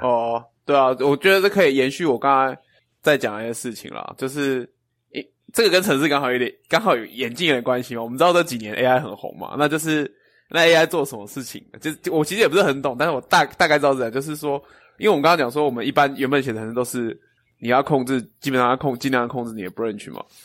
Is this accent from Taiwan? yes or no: yes; Chiayi, Taiwan; moved away; 我的， 我的故乡在嘉义